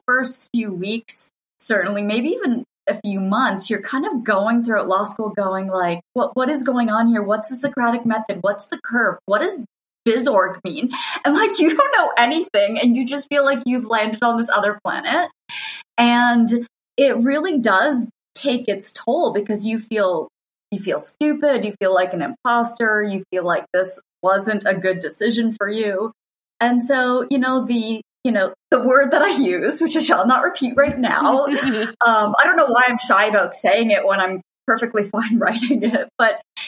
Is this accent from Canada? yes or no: yes; Canada; moved away as an adult; also born or lived in Rhode Island / England; now in Buffalo, United States; I'm Canadian. I went to law school in Canada